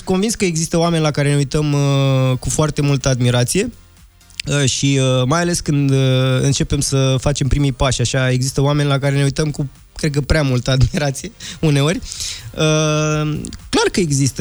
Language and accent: Romanian; Transylvania, Romania; now in Bucharest, Romania; fiind un băiat uh, ardelean venit în București